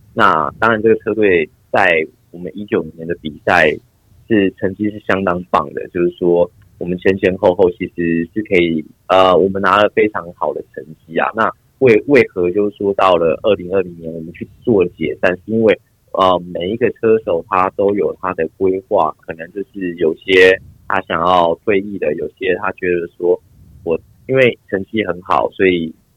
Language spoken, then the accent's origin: Chinese; Taiwan; moved away as an adult; 我们台湾人一开始过去最要克服的就是饮食的部分